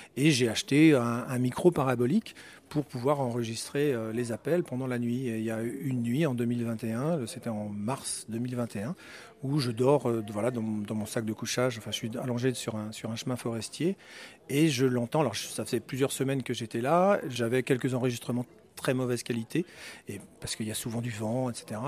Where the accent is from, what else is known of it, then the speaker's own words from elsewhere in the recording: Brittany, France; now in Switzerland; Je suis breton, je vis effectivement en Suisse et j'ai maintenant effectivement la nationalité suisse